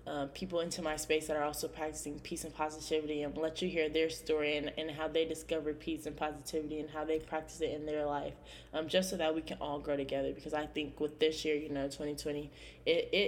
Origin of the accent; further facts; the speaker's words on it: California, United States; born there; now in Indiana, United States; I was born in California. Um, hopefully, my dad and stepmom are listening to this. Um, but yes, I am born from California. Uh, I moved here um, to Indiana.